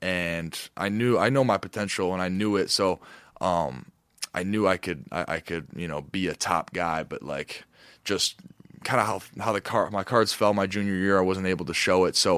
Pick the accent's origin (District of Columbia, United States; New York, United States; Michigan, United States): Michigan, United States; I grew up in Michigan, too